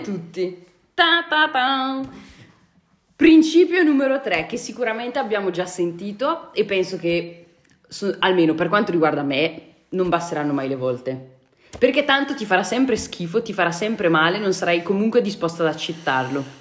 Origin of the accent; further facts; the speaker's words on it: Brescia, Lombardy, Italy; da bresciana ti garantisco che so molto bene cosa vuol dire quando c'è la nebbia